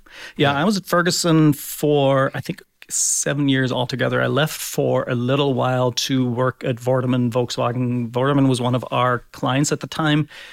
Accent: Berlin, Germany; moved away as an adult; also born or lived in Hamburg, Germany; now in Fort Wayne, United States; So I grew up in Berlin, Germany, West Berlin uh, back in the day because the city was still divided

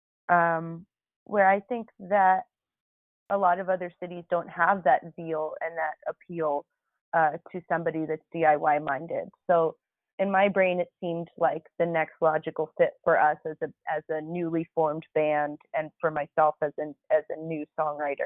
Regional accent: Florida, United States; moved away as an adult; also born or lived in Toronto, Canada / Gainesville, Florida; now in Atlanta, United States; I grew up in Florida as an immigrant

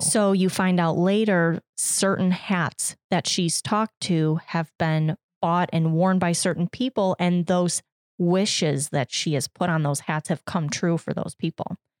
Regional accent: United States; as an American

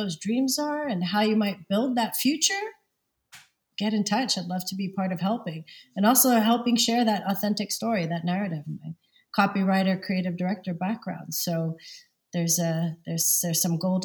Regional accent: New York City, New York, United States; also born or lived in Montreal, Canada / London; now in Copenhagen, Denmark; originally from Lower East Side, Manhattan and Brooklyn

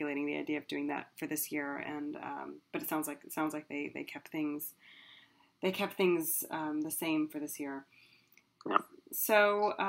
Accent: Texas, United States; moved away; my home state of Texas

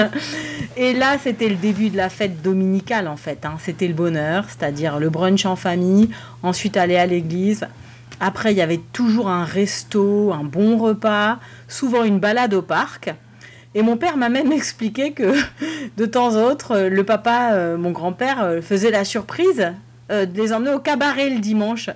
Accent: Strasbourg, Grand Est, France; now in Zurich, Switzerland; Je viens de la paroisse du Bouclier, la paroisse fondée par Calvin à Strasbourg

